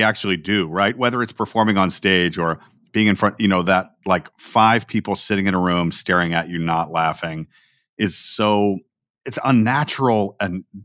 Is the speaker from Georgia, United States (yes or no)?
yes; Atlanta, Georgia, United States; I'm from Atlanta, Georgia